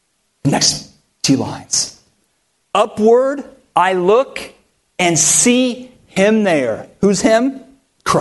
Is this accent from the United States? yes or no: yes; near Stanford University, California, United States; moved away; I grew up near Stanford University